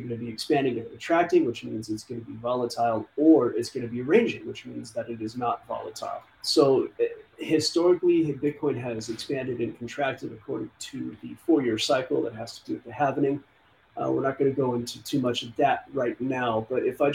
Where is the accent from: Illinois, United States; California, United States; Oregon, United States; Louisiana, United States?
California, United States; Southern; I grew up in Southern California